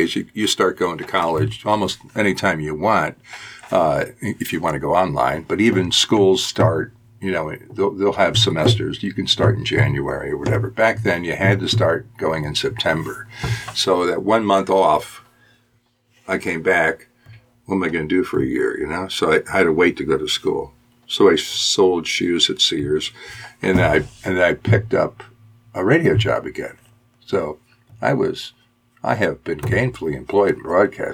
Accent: Binghamton, New York, United States; moved away as an adult; also born or lived in Bridgeport, Connecticut / San Diego; now in Cincinnati, United States; I was born in Bridgeport, Connecticut, and then I grew up in Binghamton, New York, and that's where I went through high school

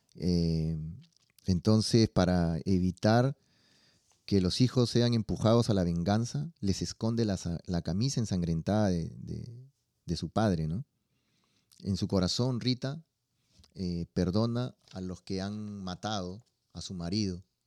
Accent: Lima, Peru; de donde yo soy, en Perú, en Lima

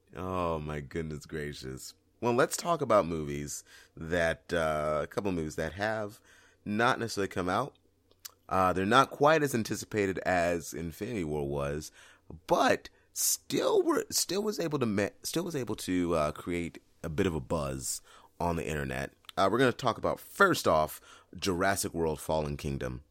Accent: San Diego, California, United States; my hometown of San Diego

